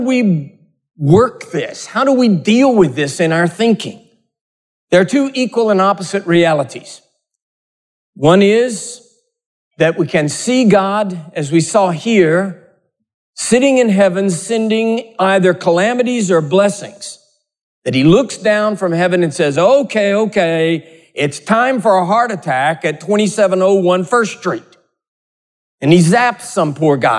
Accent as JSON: {"language": "English", "region": "Texas", "country": "United States", "said": "I'm a Texan"}